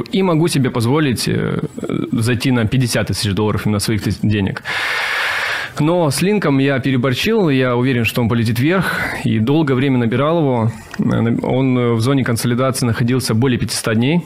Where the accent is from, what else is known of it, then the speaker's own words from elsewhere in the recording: Russian Far East, Russia; moved away as an adult; also born or lived in South Korea; Я сам с Дальнего Востока